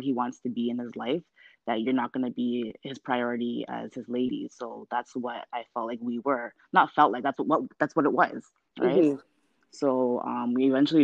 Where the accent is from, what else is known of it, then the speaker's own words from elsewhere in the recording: Ghana; we're both Ghanaian